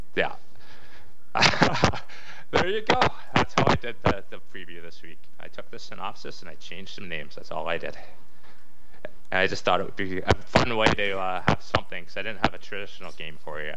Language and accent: English; Canada; we're Canadian